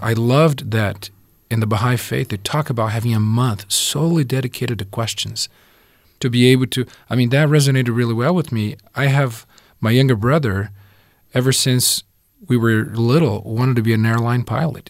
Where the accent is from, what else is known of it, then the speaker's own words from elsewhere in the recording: Brazil; also born or lived in southern Brazil; I was born and raised in Brazil, and I was about nine when my family moved to southern Brazil